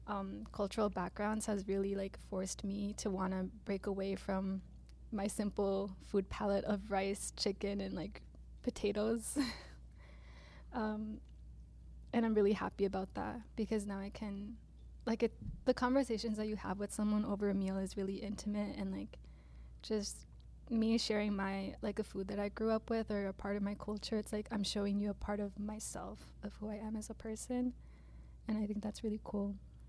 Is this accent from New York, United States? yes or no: yes; New York City, New York, United States; born there; I was born in Queens, and there's a large Ecuadorian population over there.